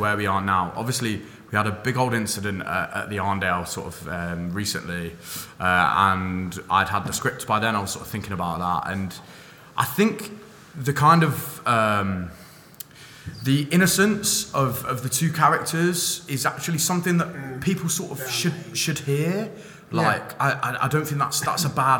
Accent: London, United Kingdom; moved away as an adult; now in Manchester, United Kingdom; I'm from London. I lived there until I was about 19.

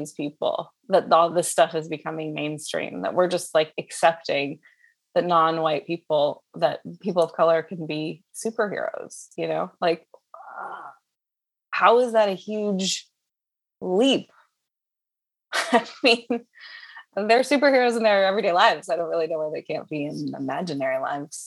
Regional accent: Southern California, United States; I grew up in Southern California.

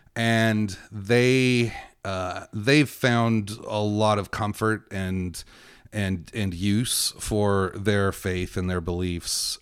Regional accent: Victorville, California, United States; also born or lived in Encino, California; my formative years were spent in Victorville. I was born in Encino, California

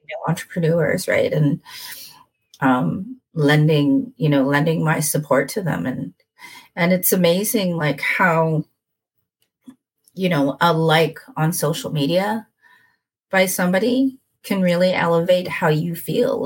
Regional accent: Winnipeg, Manitoba, Canada; moved away as an adult; also born or lived in Edmonton; I was born and raised in Winnipeg, and then I moved away for 18 years

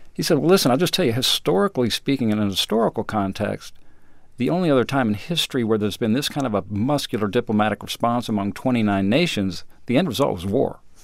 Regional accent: Colorado, United States; moved away as an adult; also born or lived in Austin, Texas; I grew up in Colorado

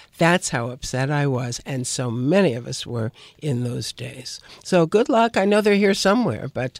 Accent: New York, United States; I'm a New Yorker, although I know you think from my accent that I'm a Southern Belle. But growing up in New York

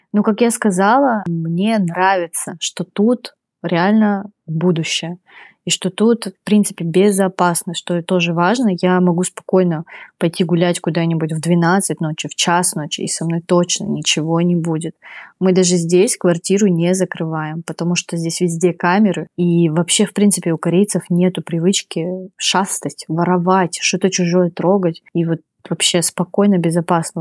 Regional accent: Khabarovsk, Khabarovsk Krai, Russia; moved away as an adult; now in Seoul, South Korea; моя комната в Хабаровске, мой родной город России

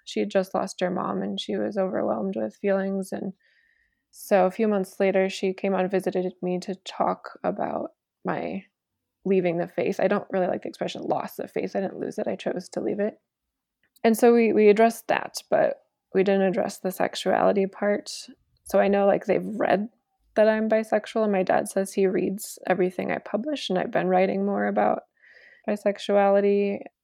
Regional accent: small town Iowa, United States; moved away as an adult; now in Denver, United States; my hometown

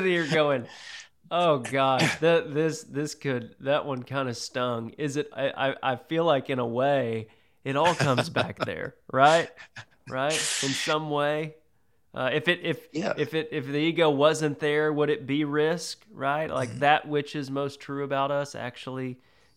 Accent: the South, United States; accent: Southern; my Southern accent

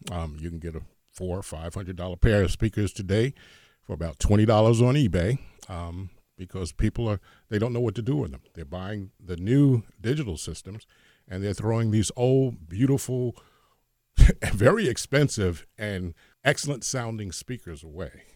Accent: Hoboken, New Jersey, United States; I'm from Hoboken, New Jersey.

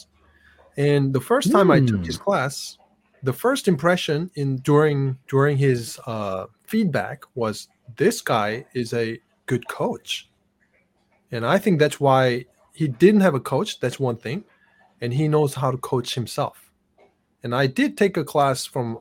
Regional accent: South Korea; now in United States; I grew up in South Korea with fast internet since I was young.

